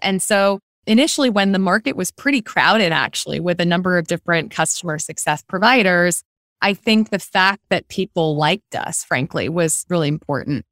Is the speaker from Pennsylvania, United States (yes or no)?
yes; Philadelphia, Pennsylvania, United States; moved away as an adult; also born or lived in New York City; I grew up on the East Coast and of the U S in suburban Philadelphia